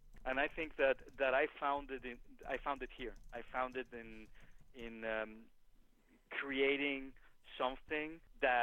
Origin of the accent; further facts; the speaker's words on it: Mexico; moved away; I am from Mexico